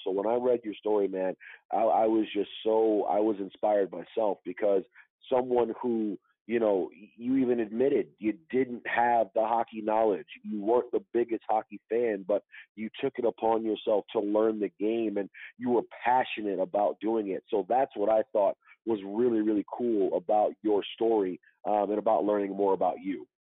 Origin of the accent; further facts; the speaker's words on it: Detroit, Michigan, United States; growing up in Detroit